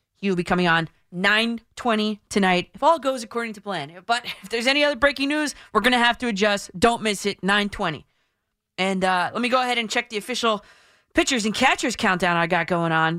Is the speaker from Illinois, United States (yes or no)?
no; New Jersey, United States; I'm from Jersey